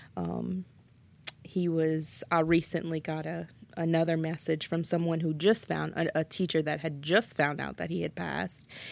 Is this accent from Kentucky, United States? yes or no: no; Schriever, Louisiana, United States; I'm originally from Shriver.